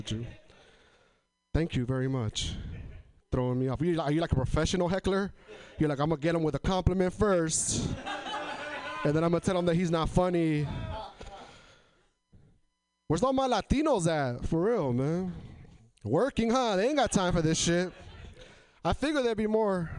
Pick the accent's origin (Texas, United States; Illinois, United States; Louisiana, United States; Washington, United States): Washington, United States; Tri-Cities; moved away as an adult; now in Portland, United States; So I'm from Eastern Washington, but I live in Portland now. I come from an area in Washington called Tri-Cities, Washington.